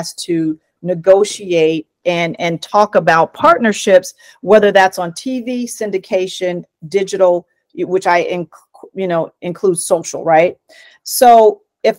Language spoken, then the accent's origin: English; Oakland, California, United States; I grew up in Oakland, California.